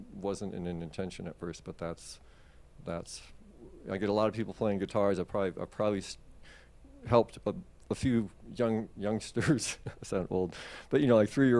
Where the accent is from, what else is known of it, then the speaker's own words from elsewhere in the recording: West Coast, United States; moved away as an adult; also born or lived in Seattle / New Zealand; now in Florida, United States; I'm from the West Coast, but I moved here the 24th of 2020. I flew out of Seattle